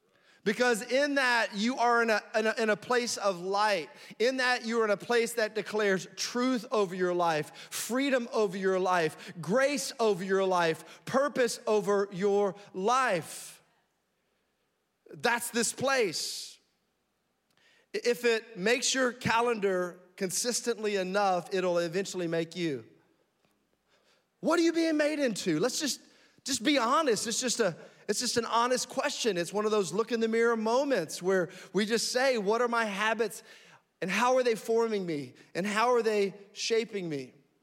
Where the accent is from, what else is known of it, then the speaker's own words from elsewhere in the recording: Frankfurt, Hesse, Germany; born there; moved away; also born or lived in Florida / Alabama / North Carolina / Tennessee; I was born in Frankfurt, Germany, moved to Florida, lived in Alabama and North Carolina, Tennessee.